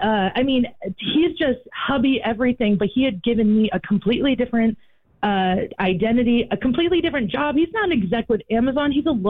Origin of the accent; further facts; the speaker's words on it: Maine, United States; moved away; I'm from originally from Maine, so I have a 207 area code.